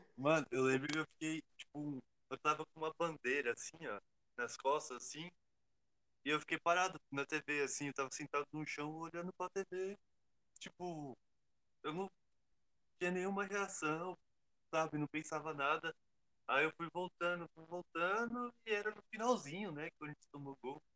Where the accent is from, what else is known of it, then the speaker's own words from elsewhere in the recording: Diadema, São Paulo, Brazil; Eu sou de Diadema, Estopim é aqui do lado da minha casa